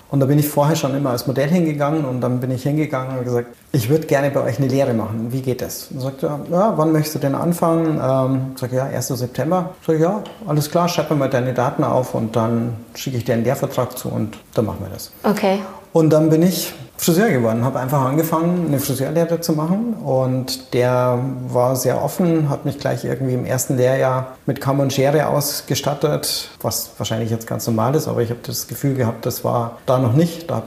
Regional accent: Erding, Bavaria, Germany; Ich bin in der Nähe von Erding aufgewachsen. Es gab zwei Fotografen in Erding.

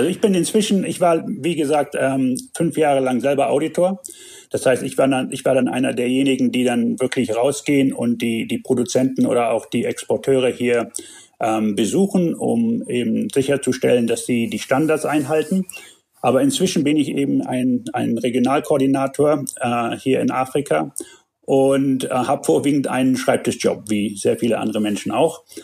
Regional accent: Tanzania; also born or lived in Germany; Ähm, ich bin Deutscher, aber in Tansania geboren und aufgewachsen ähm, habe meine Kindheit, bis ich 20 war, hier verbracht, war auf einer deutschen Schule in, in Kenia im Internat

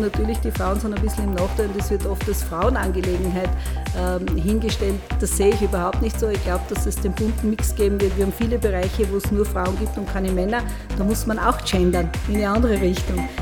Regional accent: Burgenland, Austria; moved away as an adult; also born or lived in Vienna / Styria; now in Murau, Austria; ich bin im Burgenland groß geworden und mit 18 nach Wien gegangen

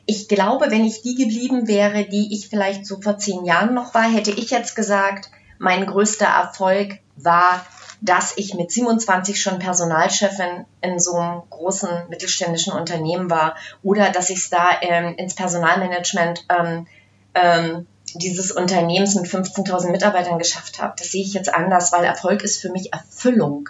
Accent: Brandenburg, Germany; ich komme ja aus dem Osten, ich bin ja auch so ein Mädchen, zwar nicht aus Ostberlin, aber aus Brandenburg

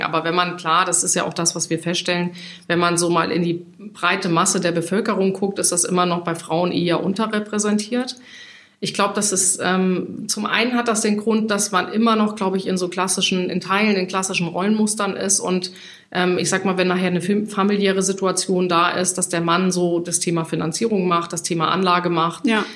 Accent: Hesse, Germany; born or raised there; moved away as an adult; now in Hamburg, Germany

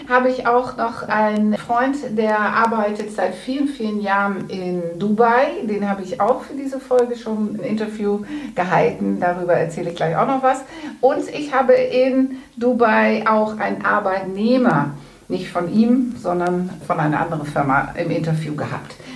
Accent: Netherlands; German is a second language; Ich bin ja, alle Hörer wissen das, ich bin ja Holländerin

